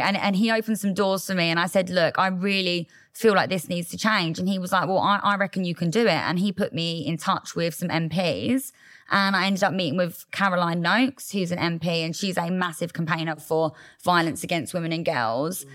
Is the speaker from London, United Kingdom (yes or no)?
no; Loughton, East of England, United Kingdom; I grew up in Essex.